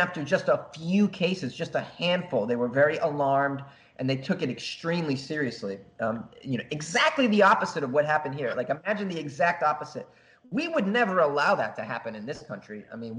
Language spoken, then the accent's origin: English; Japan; I thought, well, I'm from Japan. They're gonna take my temperature.